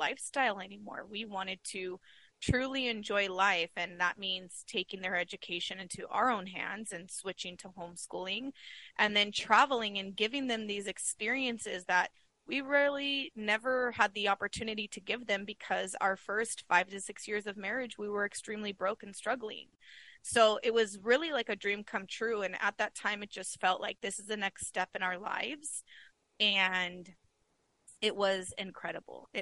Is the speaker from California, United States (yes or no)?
yes; California, United States; moved away as an adult; now in Arizona, United States; we were born and raised in California